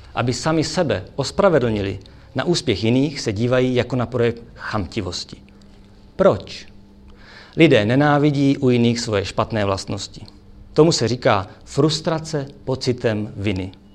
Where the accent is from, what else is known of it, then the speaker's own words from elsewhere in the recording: Brno, South Moravian Region, Czechia; já jsem z Brna